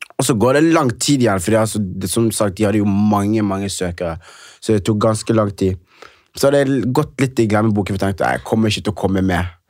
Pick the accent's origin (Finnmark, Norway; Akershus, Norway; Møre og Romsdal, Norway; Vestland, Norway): Vestland, Norway; Knarvik; jeg kommer fra et sted ikke så langt unna fra Bergen, det heter Knarvik